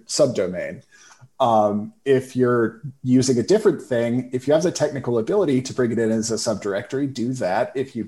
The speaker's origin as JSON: {"language": "English", "town": "Winston-Salem", "region": "North Carolina", "country": "United States", "tie": "born or raised there", "also_born_or_lived": "New York", "said": "I grew up in Winston-Salem"}